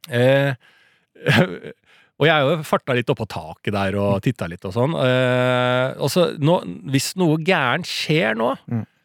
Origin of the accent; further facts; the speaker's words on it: Norway; det privilegiet vi har vokst opp med i Norge.